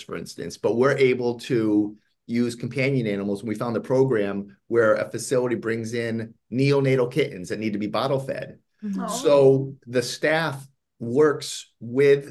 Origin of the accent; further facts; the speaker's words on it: East Coast, Northeast, United States; moved away as an adult; now in Los Angeles, United States; I grew up on the East Coast, and I now live in Los Angeles.